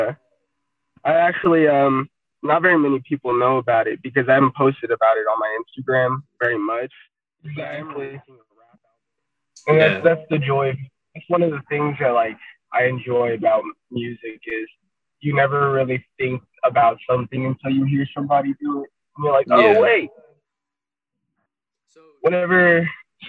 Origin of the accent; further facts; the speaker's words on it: Albuquerque, New Mexico, United States; in Albuquerque, I mean, you grow up and it's like West Side Locos, and I grew up on the West Side